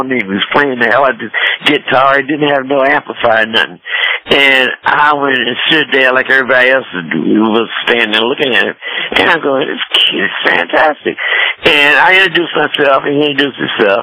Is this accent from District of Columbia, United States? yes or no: yes; Washington, District of Columbia, United States; moved away; the Howard Theater, which is in my old hometown